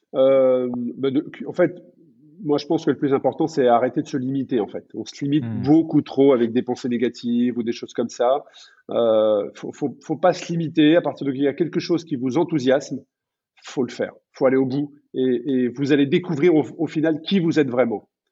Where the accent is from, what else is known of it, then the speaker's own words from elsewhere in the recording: France; chez nous en France